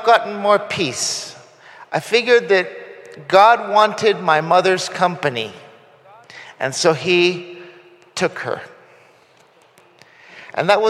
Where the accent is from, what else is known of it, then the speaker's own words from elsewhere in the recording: Costa Rica; now in Guatemala; I grew up in Union Church in Costa Rica